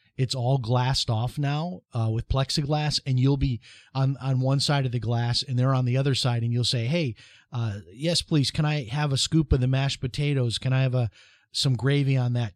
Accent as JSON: {"language": "English", "town": "Chicago", "region": "Illinois", "country": "United States", "tie": "born or raised there", "moved": "yes", "lives_now": "Flagler Beach, United States", "said": "when I was growing up in Chicago"}